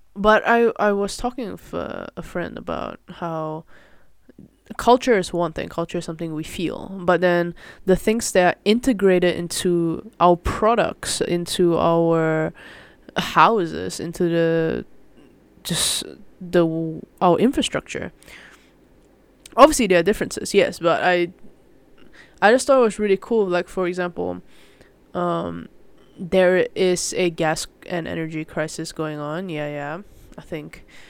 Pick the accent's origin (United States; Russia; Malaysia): Malaysia; moved away as an adult; now in Netherlands; I grew up in Malaysia and, uh, yeah, coming to Netherlands for university